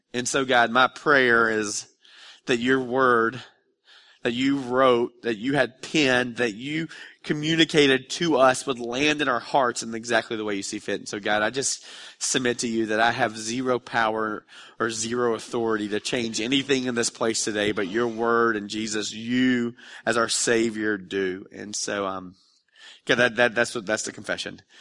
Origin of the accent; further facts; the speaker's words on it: Dalton, Georgia, United States; I grew up in Dalton, which isn't a really exciting place now, but back in the mid-nineties, Dalton, Georgia was a really happening